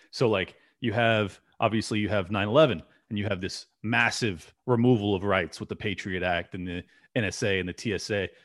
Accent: California, United States; moved away as an adult; I'm sadly born and raised in California

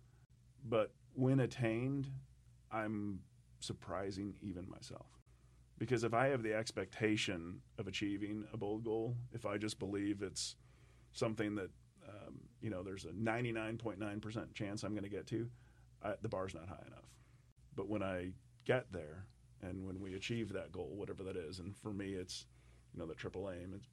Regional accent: United States; I grew up in the Mississippi, and it was a very narrow part of the river

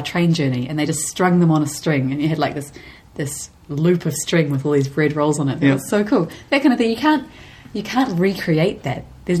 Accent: New Zealand; We have a wonderful country here.

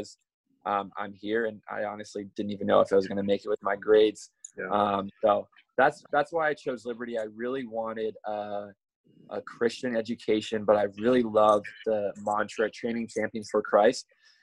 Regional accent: Mechanicsburg, Pennsylvania, United States; We live right outside of Harrisburg, which is the capital, so in Mechanicsburg.

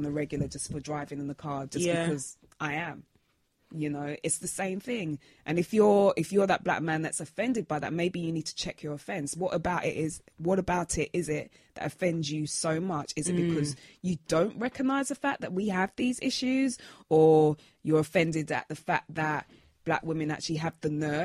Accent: London, United Kingdom; I'm from Brixton, from the ends

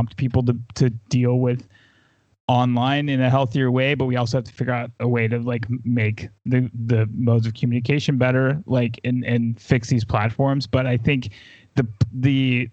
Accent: the South, United States; I grew up in the South.

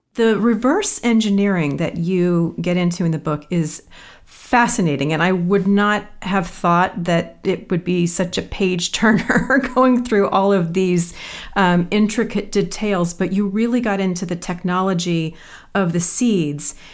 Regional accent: Midwest, United States; born or raised there

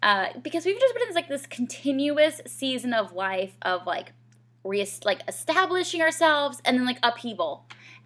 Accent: Georgia, United States; moved away as an adult; also born or lived in Rochester, Minnesota / Asheville, North Carolina; now in Greenville, United States; I'm from Georgia

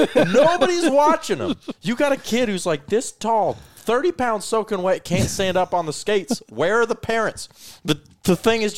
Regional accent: Colorado, United States; Yeah, well, so when I grew up in Colorado, there's like you would have the ice hockey.

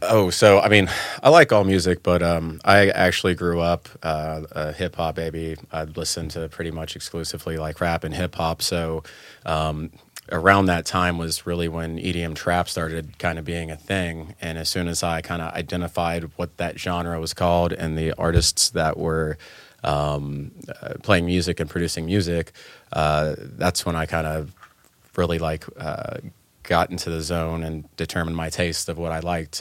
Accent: Atlanta, Georgia, United States; I've been in, uh, Atlanta most of my life in Georgia, um, since I was, like, five or six

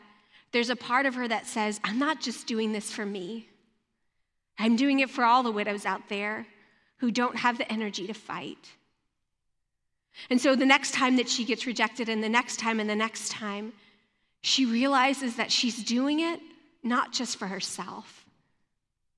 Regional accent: Louisiana, United States; moved away; also born or lived in Michigan; I grew up in Louisiana, and it snowed maybe 3 or 4 times in my life

